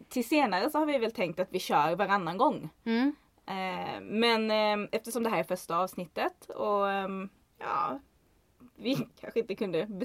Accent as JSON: {"language": "Swedish", "region": "southern Sweden", "country": "Sweden", "said": "Alltså jag kommer ju från södra Sverige och jag tror det ska väldigt mycket till att man ska få syn på det här djuret i södra Sverige."}